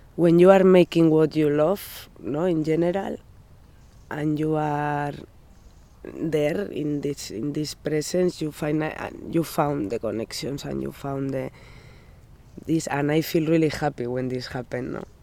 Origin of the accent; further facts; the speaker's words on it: Pamplona, Navarre, Spain; English is a second language; moved away as an adult; now in Rockaway Park, United States; I am from Pamplona